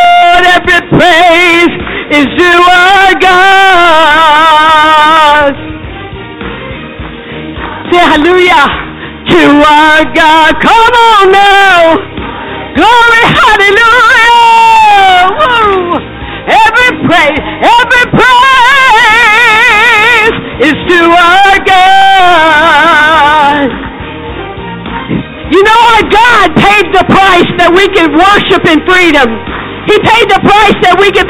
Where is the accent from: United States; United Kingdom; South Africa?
United States; Naples, Florida; also born or lived in Pinecrest, Florida; in Naples, Florida, in my hometown